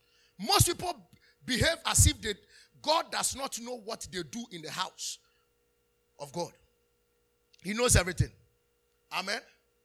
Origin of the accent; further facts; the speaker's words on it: Nigeria; Why are you not serving? I'm a Nigerian. I'm not a Ghanaian. No.